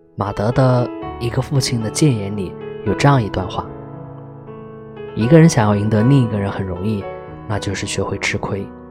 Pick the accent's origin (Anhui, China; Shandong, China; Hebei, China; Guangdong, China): Shandong, China; Qingdao; 我们都是青岛人